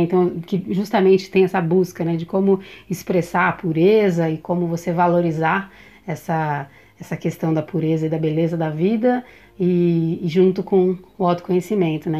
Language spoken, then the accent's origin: Portuguese; São Paulo, Brazil; eu nasci, eu sou de São Paulo